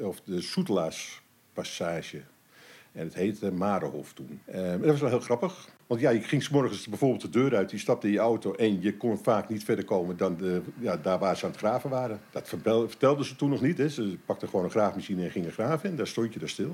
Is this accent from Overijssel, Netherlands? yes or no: no; Amsterdam, North Holland, Netherlands; moved away as an adult; now in Almere, Netherlands; ik ben een geboren en getogen Amsterdammer. Ik probeer de, de tongval eh, wel te verbergen